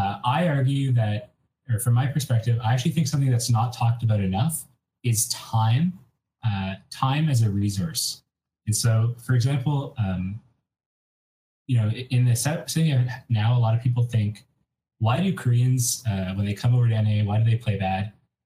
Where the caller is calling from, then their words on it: Ottawa, Ontario, Canada; I'm calling from Ottawa, Canada.